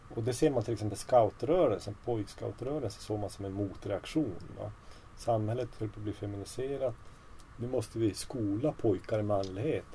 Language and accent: Swedish; Kiruna, Norrbotten County, Sweden; moved away as an adult; now in Umeå, Sweden; jag växte upp i Kiruna då.